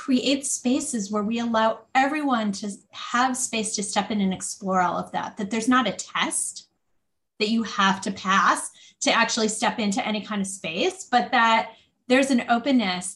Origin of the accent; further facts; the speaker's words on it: outside of Detroit, Michigan, United States; I grew up outside of Detroit